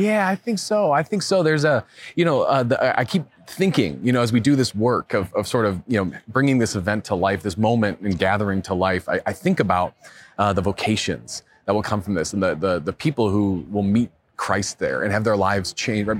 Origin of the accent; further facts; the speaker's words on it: Chicago, Illinois, United States; now in Denver, United States; I'm from Chicago originally